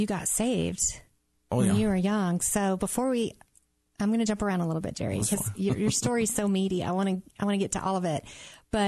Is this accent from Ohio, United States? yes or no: no; Mississippi, United States; I'm from Mississippi